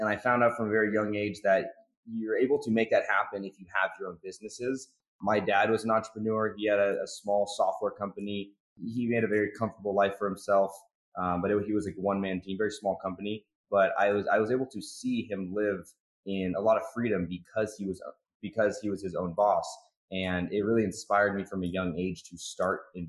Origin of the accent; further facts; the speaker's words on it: Seattle, Washington, United States; I'm from Seattle, Washington. Went to school at University of Washington